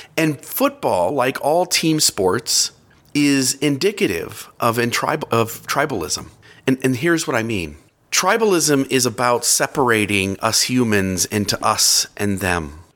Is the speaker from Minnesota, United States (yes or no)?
no; near Cleveland, Ohio, United States; I grew up near Cleveland, Ohio